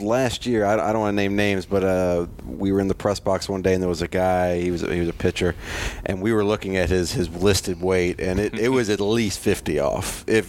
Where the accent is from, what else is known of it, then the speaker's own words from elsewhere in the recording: Virginia, United States; accent: Virginia; I've just got this dumb Virginia accent.